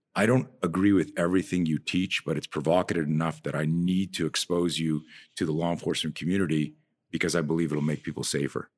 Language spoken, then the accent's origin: English; Canada; I'm from Canada, so you're either a skier or a skater